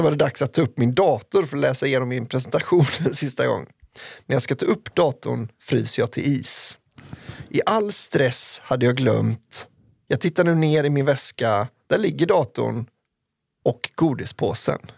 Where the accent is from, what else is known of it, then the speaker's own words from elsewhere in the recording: Sweden; born there; Men som född svensk kan jag inte säga något opassande.